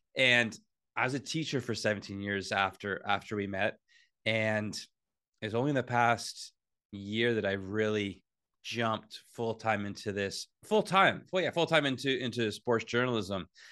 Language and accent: English; Whitby, Ontario, Canada; I'm from Whidbey. Uh, I love growing up in Whidbey